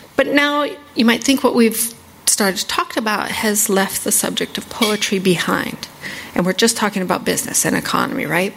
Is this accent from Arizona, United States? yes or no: yes; northeast Arizona, United States; now in Washington, D.C., United States; I'm Navajo. I grew up on the Navajo Reservation in northeast Arizona